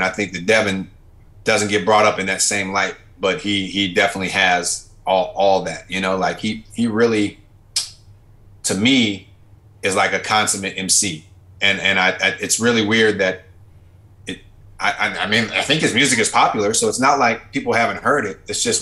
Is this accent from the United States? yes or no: yes; West Coast, United States; we don't necessarily sound like we're from the West Coast